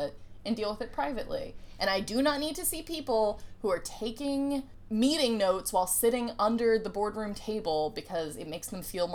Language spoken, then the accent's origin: English; Tennessee, United States; I grew up in Tennessee